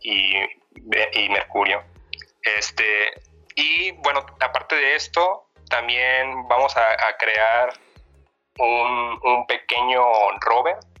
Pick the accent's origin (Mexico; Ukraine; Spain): Mexico; Zamora, Michoacán; moved away as an adult; now in Guadalajara, Mexico; soy de Zamora, Michoacán